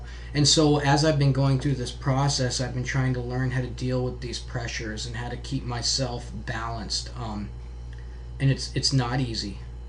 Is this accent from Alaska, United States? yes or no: yes; Fairbanks, Alaska, United States; I'm from Fairbanks.